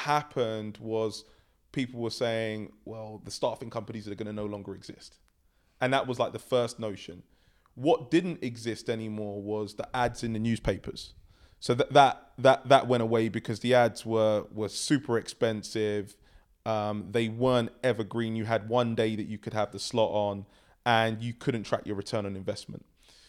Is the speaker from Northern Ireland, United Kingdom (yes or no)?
no; London, United Kingdom; I grew up in London. I have three sisters.